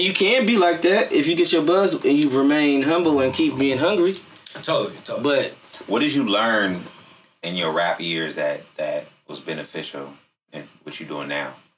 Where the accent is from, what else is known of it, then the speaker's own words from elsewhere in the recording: San Francisco, California, United States; I'm from Fillmore